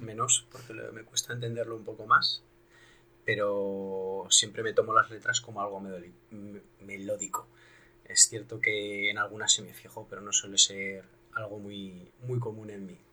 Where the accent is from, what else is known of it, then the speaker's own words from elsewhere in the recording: La Rioja, Spain; no soy gallego, por supuesto, soy de La Rioja